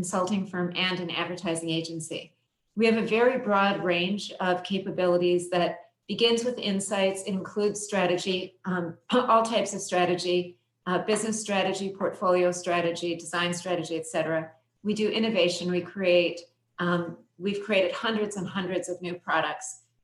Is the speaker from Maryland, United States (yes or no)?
no; Minnesota, United States; I grew up in Minnesota.